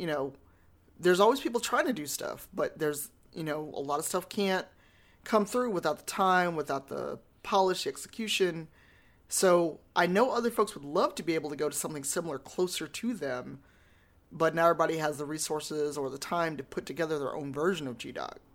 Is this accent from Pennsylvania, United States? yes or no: no; Chicago, Illinois, United States; I'm from Chicago